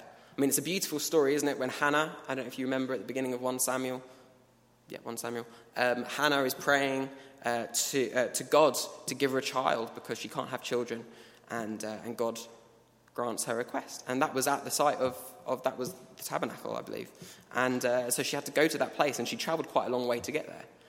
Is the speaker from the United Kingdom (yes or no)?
yes; England, United Kingdom; We, we are from England.